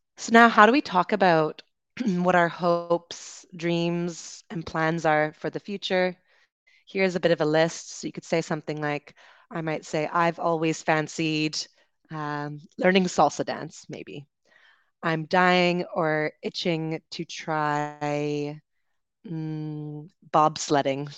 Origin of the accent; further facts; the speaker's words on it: Canada; now in Dominican Republic; I'm from Canada.